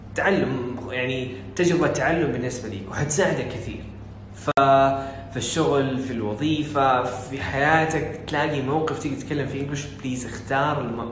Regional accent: Saudi Arabia; وانا ما طلعت من السعوديه ولا في السعوديه وفي ثالثه ثانوي

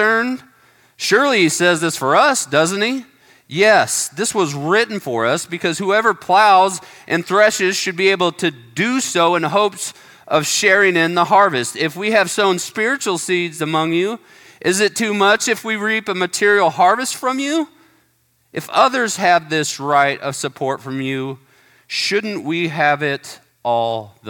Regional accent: United States; we're Americans

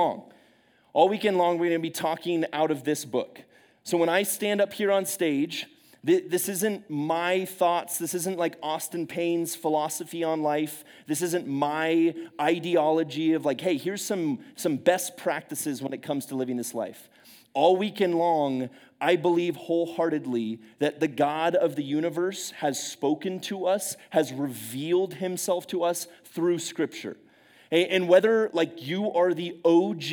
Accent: Quito, Pichincha, Ecuador; also born or lived in San Francisco Bay Area, California, United States / California, United States; now in San Diego, United States; But I left California when I was about 7 years old. My family went down to a place called Quito, Ecuador, and I lived in South America for most of my life.

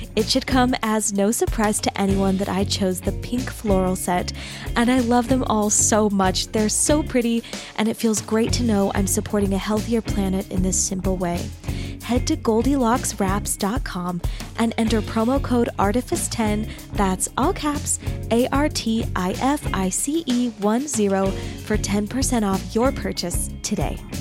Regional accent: Arizona, United States; moved away as an adult; also born or lived in Texas / Utah; now in Salt Lake City, United States; I grew up in Arizona

